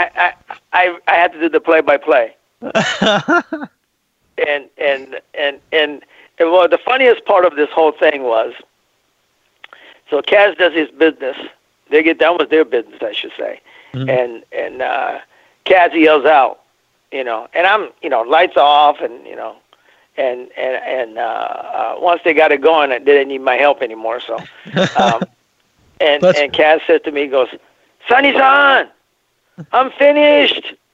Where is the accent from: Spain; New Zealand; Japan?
Japan; moved away; I was born in Japan